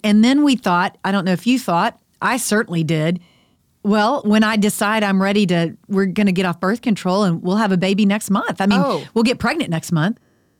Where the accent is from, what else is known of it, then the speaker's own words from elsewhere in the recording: Dallas, Texas, United States; I grew up in the Dallas area, too.